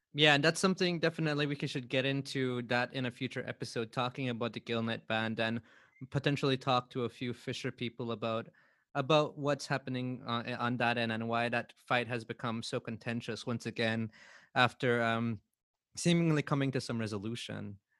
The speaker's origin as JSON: {"language": "English", "country": "Belize", "tie": "born or raised there", "said": "I grew up back at Bush"}